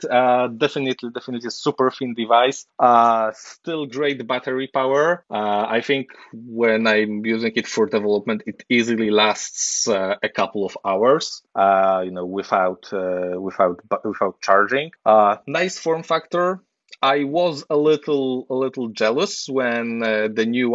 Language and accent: English; Poland; I'm from Poland